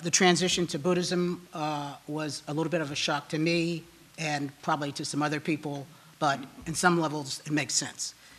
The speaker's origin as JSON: {"language": "English", "region": "Connecticut", "country": "United States", "tie": "born or raised there", "also_born_or_lived": "Boston", "moved": "as an adult", "said": "I grew up in Connecticut"}